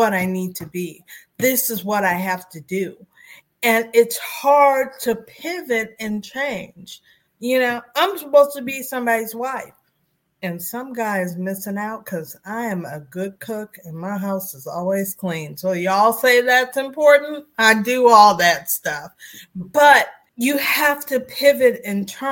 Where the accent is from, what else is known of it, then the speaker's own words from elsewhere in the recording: Beachwood, Ohio, United States; from Beechwood, Ohio